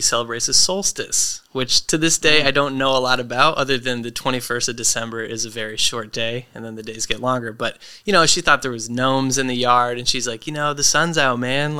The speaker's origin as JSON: {"language": "English", "town": "Portland", "region": "Maine", "country": "United States", "tie": "born or raised there", "said": "So we grew up in Maine. I feel pretty grounded by the fact that I grew up there, you know, split time between my dad's house and the big city in Portland."}